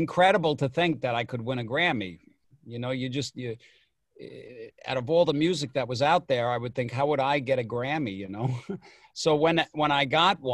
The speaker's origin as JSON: {"language": "English", "area": "Long Island", "region": "New York", "country": "United States", "tie": "born or raised there", "said": "I grew up on Long Island"}